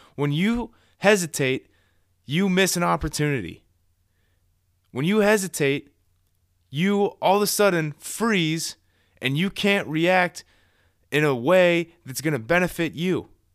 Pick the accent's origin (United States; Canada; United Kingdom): United States; Columbus, Ohio; I am from Columbus, born and raised here.